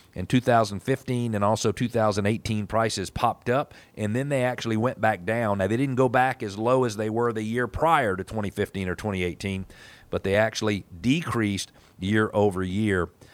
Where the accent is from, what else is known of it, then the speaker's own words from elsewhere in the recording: United States; as an American